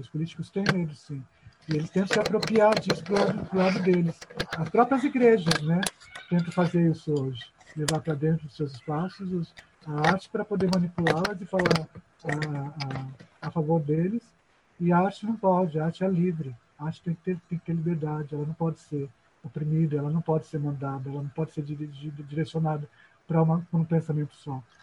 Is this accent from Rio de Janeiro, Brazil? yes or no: no; São Paulo, Brazil; moved away as an adult; now in Maranhão, Brazil; na minha adolescência lá em São Paulo